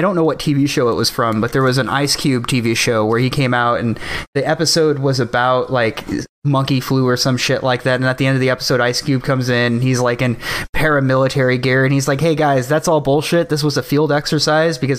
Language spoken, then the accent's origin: English; California, United States; as a Californian